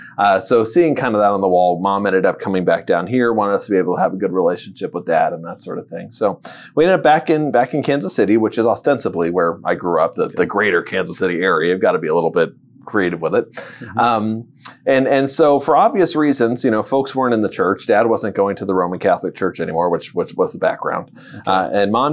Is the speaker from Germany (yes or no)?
yes; Würzburg, Bavaria, Germany; born there; Well, I was born in Würzburg, Germany, to two military parents.